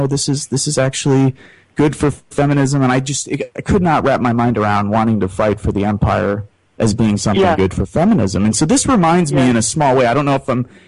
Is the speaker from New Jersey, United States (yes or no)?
no; Chicago, Illinois, United States; now in Northwest Indiana, United States; grew up on the southeast side of Chicago, live half my life here in Northwest Indiana